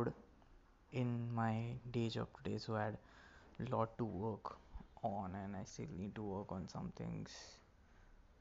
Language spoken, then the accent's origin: English; Maharashtra, India; first language Marathi; English is a second language; Marathi is basically my local language, my mother tongue